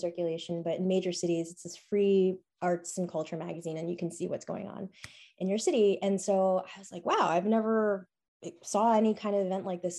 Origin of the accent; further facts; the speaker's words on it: New York City, New York, United States; Born and bred in New York City, went to public